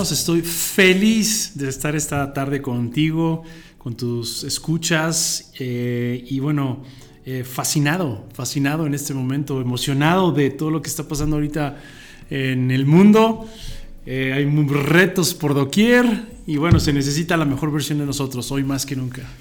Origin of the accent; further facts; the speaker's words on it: Mexico; born there; moved away; yo nací en, la, en México, este, eh, mis papás también son de la, de la, República Mexicana. Después, muchos años de nuestra vida tuvimos eh, la oportunidad de, estar fuera de México.